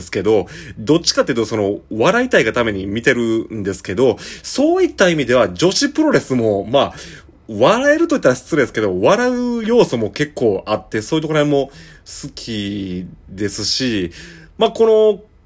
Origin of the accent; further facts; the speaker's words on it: Shiga, Japan; now in Kobe, Japan; 僕はあの滋賀県出身でして、今神戸に住んでる